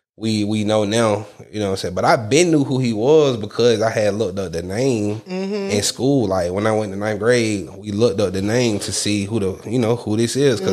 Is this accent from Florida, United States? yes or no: no; Atlanta, Georgia, United States; I was born in Crawford Long.